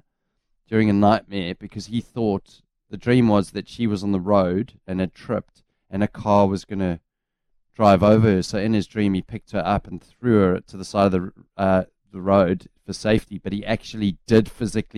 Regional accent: South Africa; now in New Zealand; I was playing against Uffies, which was Afrikaans Hoër School back in the day in South Africa.

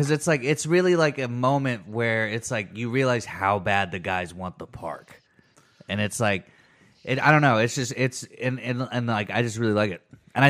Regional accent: Cushing, Oklahoma, United States; I grew up in Cushing, where all the oil is there.

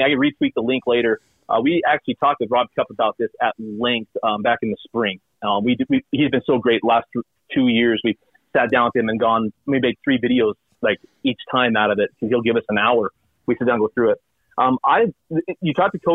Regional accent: Wellington, Utah, United States; I'm a rural kid. I grew up in Wellington, Utah

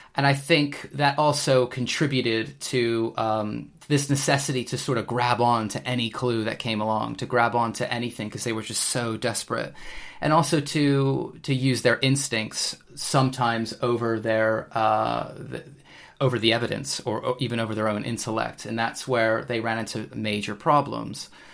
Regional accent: United States; also born or lived in England; now in United Kingdom; being an American myself

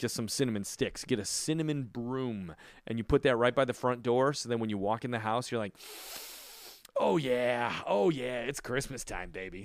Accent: Chicago, Illinois, United States; moved away; also born or lived in New York / California / Florida; growing up in Chicago and many years, uh, living in New York

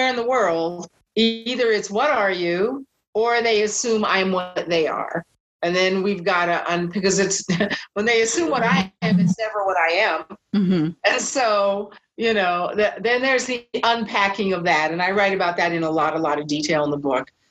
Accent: West Coast, United States; Yes, I grew up on the West Coast, so I was Chicana mm-hmm. or Asian.

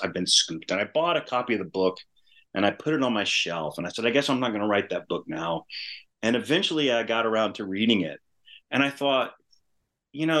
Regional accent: Louisiana, United States; also born or lived in New Mexico; I grew up in Louisiana

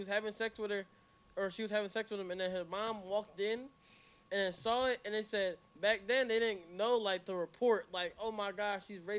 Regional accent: Jamaica; It's okay. We're Jamaican.

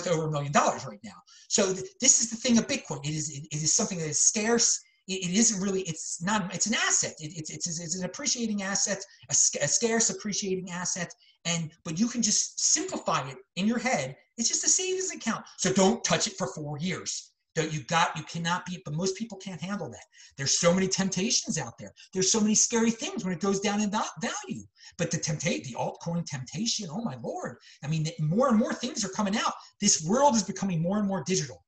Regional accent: Baltimore, Maryland, United States; moved away; also born or lived in Los Angeles; I'm from Baltimore originally, which is north of Washington, D.C., south of Philadelphia

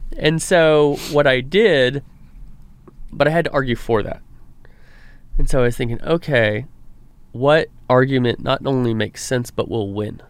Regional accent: Reedley, California, United States; it's my hometown, Reedley, California

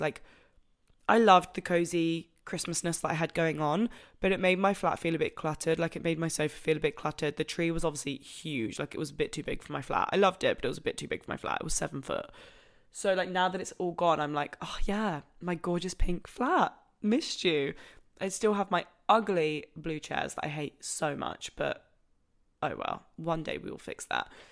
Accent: Broadstairs, South East England, United Kingdom; moved away as an adult; now in Manchester, United Kingdom; Broadstairs prints, which is my hometown

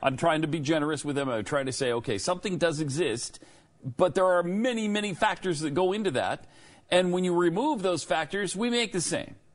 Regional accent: United States; we, as American men

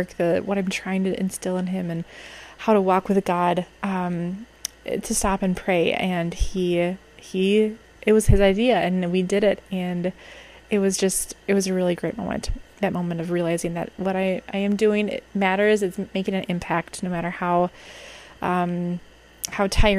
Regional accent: Minnesota, United States; as a Minnesotan who experiences the worst of winter

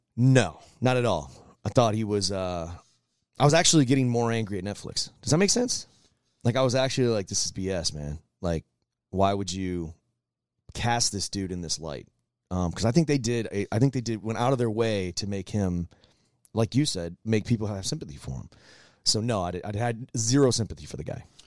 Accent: Michigan, United States; moved away; I grew up in the North, I grew up in Michigan

